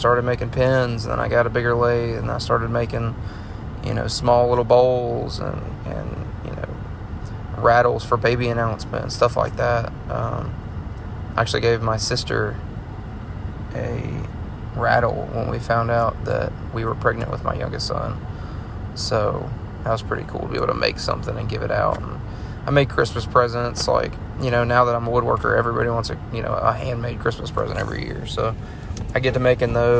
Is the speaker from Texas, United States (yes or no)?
no; Montgomery, Alabama, United States; I'm from Alabama. I was born and raised in Montgomery. I was there for 20 years